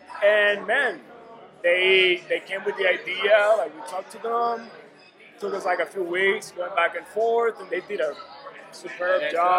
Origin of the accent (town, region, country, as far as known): Dominican Republic; moved away as an adult; now in Chicago, United States